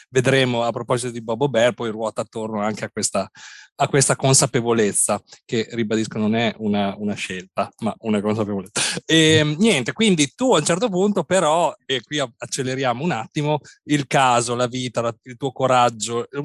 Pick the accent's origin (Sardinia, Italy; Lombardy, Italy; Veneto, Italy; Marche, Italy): Marche, Italy; Ancona; io sono di Ancona, marchigiano.